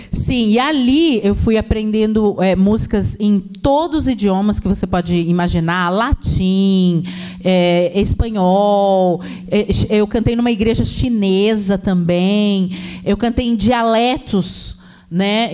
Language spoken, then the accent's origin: Portuguese; Baixada Santista, São Paulo, Brazil; eu cresci ouvindo música de todo tipo, música música clássica, samba, né? Ainda mais que eu venho da Baixada Santista